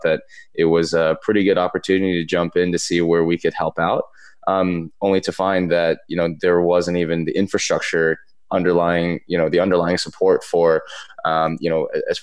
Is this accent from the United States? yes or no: yes; East Coast, United States; moved away; growing up on the East Coast